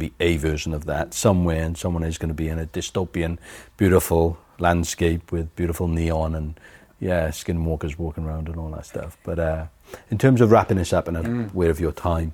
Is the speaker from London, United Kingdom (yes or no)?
no; Wales, United Kingdom; now in New Zealand; I am a Welsh Kiwi